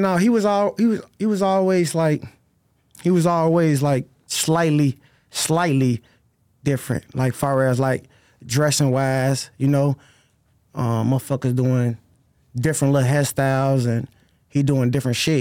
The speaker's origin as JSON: {"language": "English", "town": "Chicago", "region": "Illinois", "country": "United States", "tie": "born or raised there", "said": "I'm from, I grew up sixty-fourth, Kings Drive, Parkway. I've been there since I was, like, First grade."}